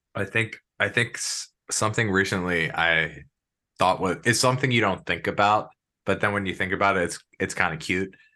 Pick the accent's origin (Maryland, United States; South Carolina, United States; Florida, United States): Maryland, United States; moved away; I'm originally from Maryland.